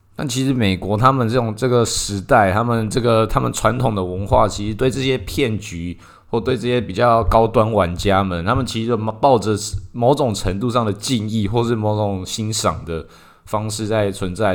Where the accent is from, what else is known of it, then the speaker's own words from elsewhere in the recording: Taiwan; 在我们台湾这边就特别多这一种